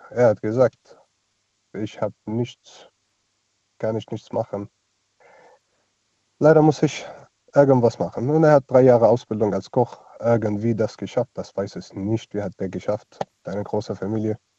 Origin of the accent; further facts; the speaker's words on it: Bahrain; German is a second language; Ich komme aus Bahrain. Was, wo, woher? Bahrain. Das ist? Bahrain, kleine Insel neben Saudi-Arabien.